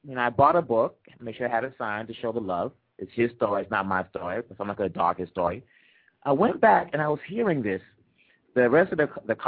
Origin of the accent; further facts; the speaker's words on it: United States; you'll think I'm from America. I grew up, you know, I was born here.